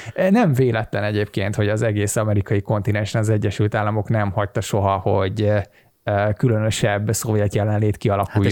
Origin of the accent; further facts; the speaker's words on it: Hungary; magyar vagyok